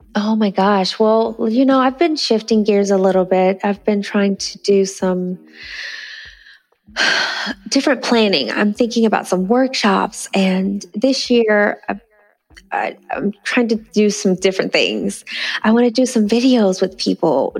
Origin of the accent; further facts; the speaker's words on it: Northern California, United States; I'm from northern california and nice. san francisco and you know i grew up in a small town